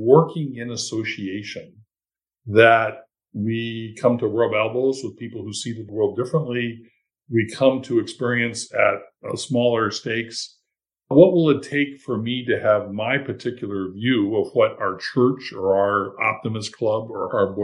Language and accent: English; Mason, Michigan, United States; My hometown of Mason, Michigan